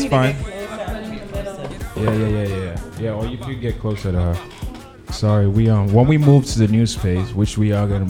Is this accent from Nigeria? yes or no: yes; Nigeria; I'm from Nigeria